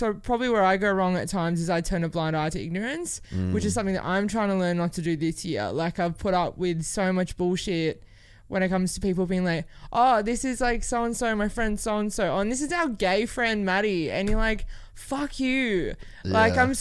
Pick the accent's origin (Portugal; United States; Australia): Australia; Gold Coast, Queensland; growing up on the Gold Coast